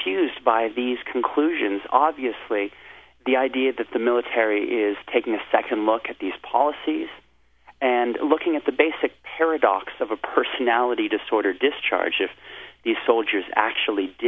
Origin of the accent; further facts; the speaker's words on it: United States; as an American